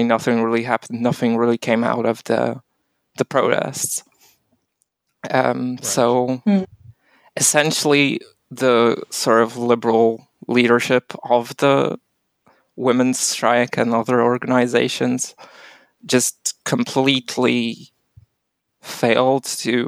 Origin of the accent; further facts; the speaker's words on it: Warsaw, Masovian Voivodeship, Poland; I'm also from Warsaw. I'm not from any of those zones